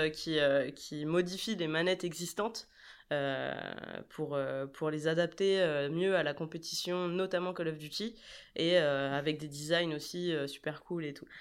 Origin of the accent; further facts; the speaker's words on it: Brest, Brittany, France; also born or lived in Rennes; je viens de, de Brest, comme. Bah, comme Jérém euh, et et euh, j'ai fait mes études, euh, mes études là-bas